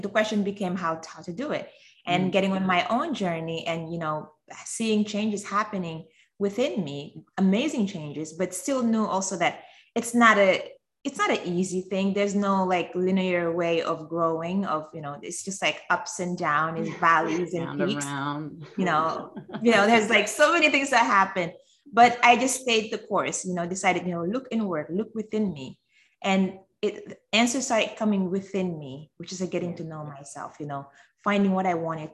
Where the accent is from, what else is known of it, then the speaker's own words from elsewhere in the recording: Senegal; now in United States; So yes, I grew up in Senegal, and I've moved to the US about 23 years ago now.